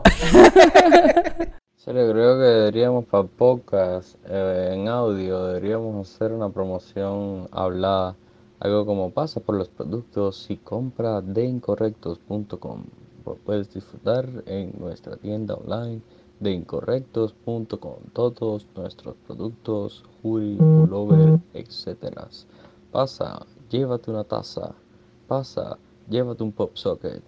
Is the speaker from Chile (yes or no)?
no; Cuba; moved away as an adult; now in Los Angeles, United States; venía ya con 20 años de vivir en Cuba